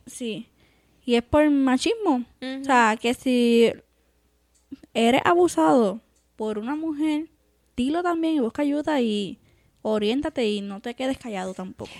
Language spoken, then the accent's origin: Spanish; Puerto Rico; now in United States; es de donde salí, de Puerto Rico